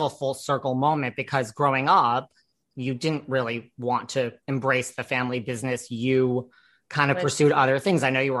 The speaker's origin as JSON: {"language": "English", "town": "New York City", "region": "New York", "country": "United States", "said": "I'm from New York City"}